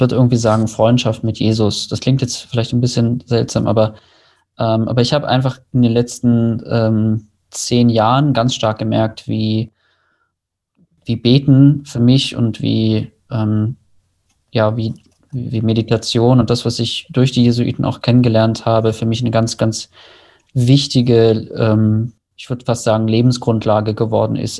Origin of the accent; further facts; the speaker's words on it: Germany; als Deutsche